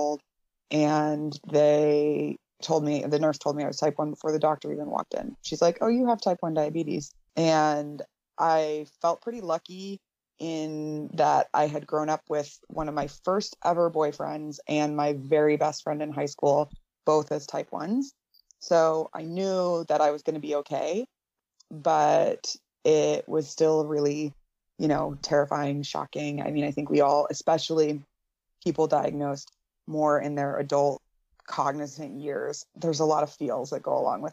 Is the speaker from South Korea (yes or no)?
no; India; moved away as an adult; now in United States; I grew up in India, and then moved to the States for the first time really in my life